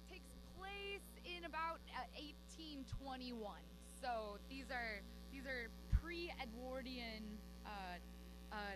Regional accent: Kansas, United States; moved away as an adult; now in Brooklyn, United States; I'm from Kansas.

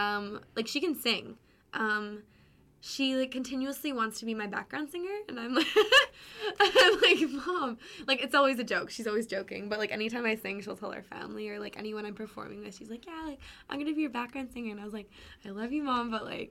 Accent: Pembroke, Ontario, Canada; I'm from Pembroke, Ontario. So it's a really, it's a town of 15,000. And it's north. It's about an hour and a half from Ottawa.

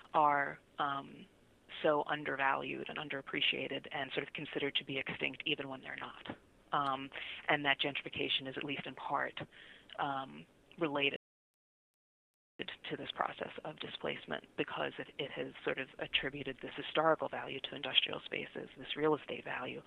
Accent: New York City, New York, United States; I'm from Brooklyn originally

